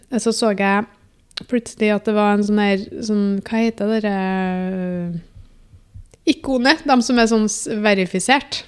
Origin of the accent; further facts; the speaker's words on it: Namsos, Trøndelag, Norway; jeg er jo fra Namsos